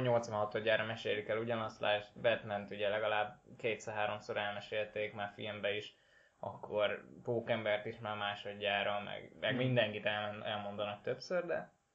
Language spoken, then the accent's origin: Hungarian; Szeged, Csongrád-Csanád, Hungary; szegediek vagyunk